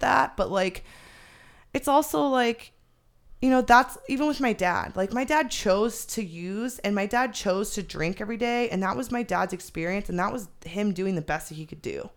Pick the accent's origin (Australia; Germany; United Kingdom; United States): United States; Phoenix, Arizona; also born or lived in Chandler, Arizona; I moved from the North Valley in Phoenix down to Chandler.